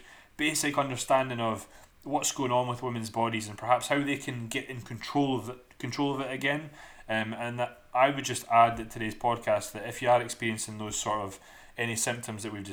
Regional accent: Dundee, Scotland, United Kingdom; accent: thick Scottish; also born or lived in Michigan, United States; this Scottish guy from Dundee

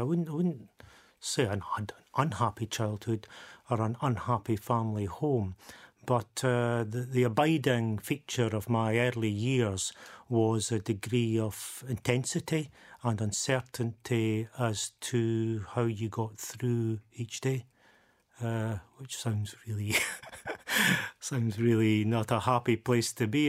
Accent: Dundee, Scotland, United Kingdom; born or raised there

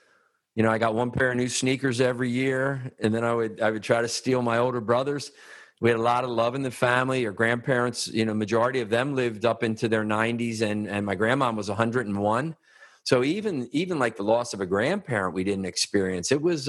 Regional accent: outside of Philadelphia, Pennsylvania, United States; I grew up outside of Philadelphia and, moved just once when we were young.

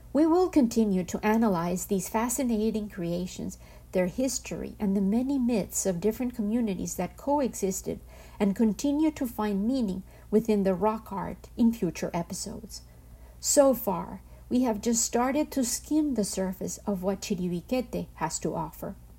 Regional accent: home state with La Cueva de la Danta, Antioquia, Colombia; hidden in my home state called La Cueva de la Danta from Colombia

